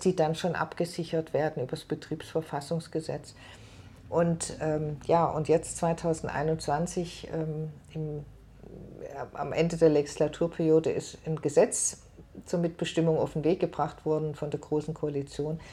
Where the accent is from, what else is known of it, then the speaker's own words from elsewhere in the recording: Germany; bei uns in Deutschland